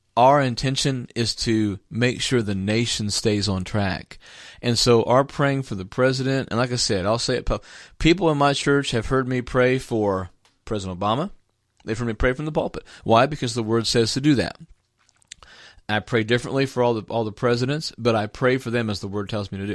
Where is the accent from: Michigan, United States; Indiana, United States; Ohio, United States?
Indiana, United States; Jacksonville; moved away; I actually served two terms as a city councilman back in my hometown as, at, at Jacksonville, Indiana, when I was a youth pastor.